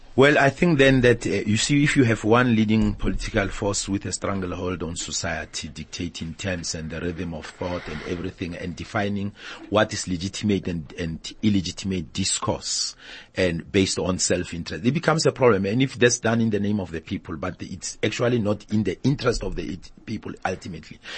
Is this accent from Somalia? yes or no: no; South Africa; We don't have that in South Africa